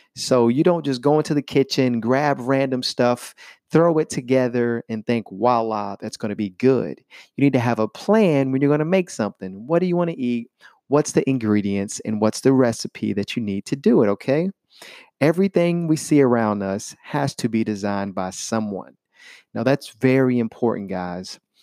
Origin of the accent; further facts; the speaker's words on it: Chattanooga, Tennessee, United States; I am from Chattanooga, Tennessee, and that is in the United States of America